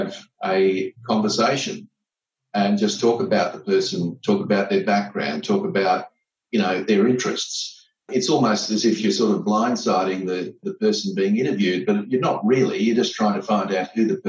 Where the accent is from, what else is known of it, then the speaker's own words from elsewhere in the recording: Gold Coast, Queensland, Australia; I was born and bred on the Gold Coast